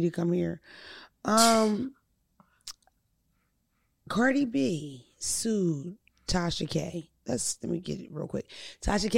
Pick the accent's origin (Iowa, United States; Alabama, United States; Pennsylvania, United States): Pennsylvania, United States; Philadelphia; now in West Coast, United States; I'm from Philadelphia